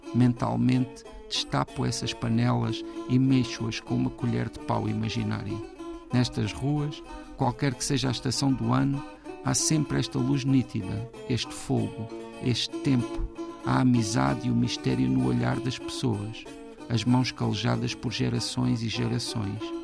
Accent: Alto Alentejo, Portugal; apesar de ser do, do Alto Alentejo

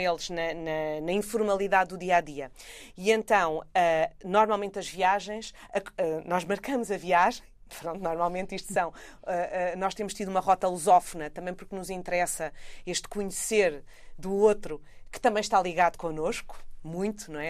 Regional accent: Portugal; são de onde eu venho, não é? o lugar urbano, neste caso portuguesa, eh, europeia

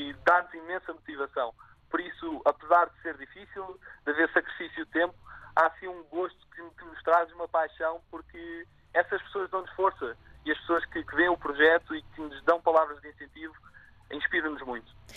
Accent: Azores, Portugal; now in Lisbon, Portugal; nasci nos Açores, estudei no Colégio Militar

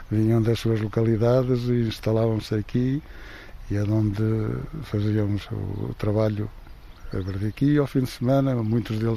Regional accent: Diosa, Viseu, Portugal; sou do Diosa, distrito de Viseu, e vivo aqui há 61 anos.

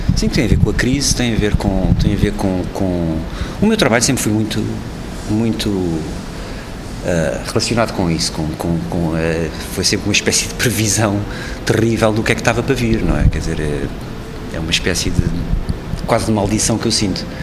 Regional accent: Portugal; sou português

